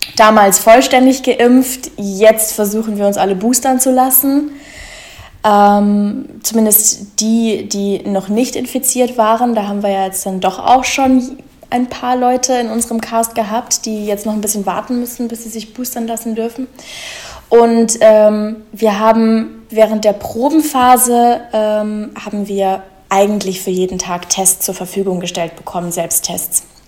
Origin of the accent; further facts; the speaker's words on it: Munich, Bavaria, Germany; now in Berlin, Germany; ursprünglich komme ich aus München, aber da wohne ich schon lange nicht mehr